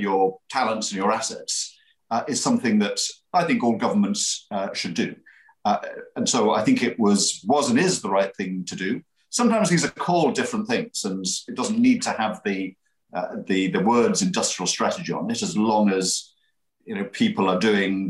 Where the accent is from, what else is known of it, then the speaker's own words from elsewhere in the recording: Middlesbrough, North East England, United Kingdom; you wouldn't be surprised to hear this from someone that's born and bred in Middlesbrough, your place matters, and every place is different.